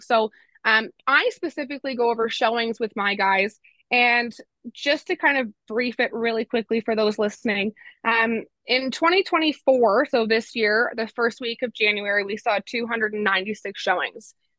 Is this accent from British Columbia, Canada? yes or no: no; Innisfil, Ontario, Canada; also born or lived in Durham Region, Ontario; now in Peterborough, Canada; I grew up in Simcoe County, spent 18 years living in Innisfil, and then I moved to Durham region to go to school